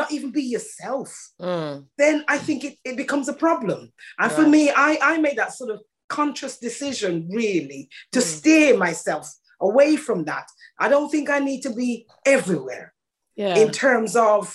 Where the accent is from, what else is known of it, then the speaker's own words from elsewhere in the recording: Jamaica; moved away; I'm Jamaican born